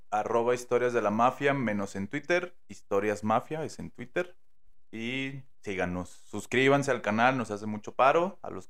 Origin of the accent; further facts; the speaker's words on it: Mexico; pues sí soy mexicano, pero no soy de acá. Y empiezo a yo fingir el acento, ¿no?